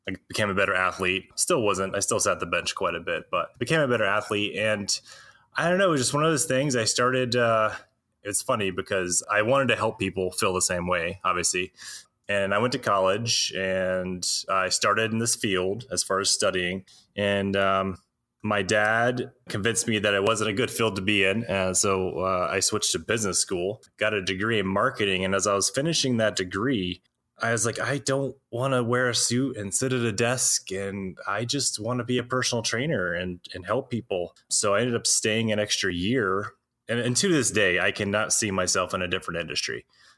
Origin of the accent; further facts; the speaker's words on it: Alabama, United States; now in Nevada, United States; I grew up in Alabama